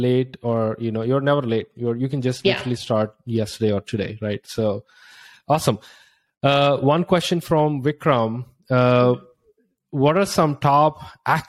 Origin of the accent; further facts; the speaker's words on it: India; moved away as an adult; now in United States; I was from India, from a really small town, and I have like no access to whatsoever tech hubs.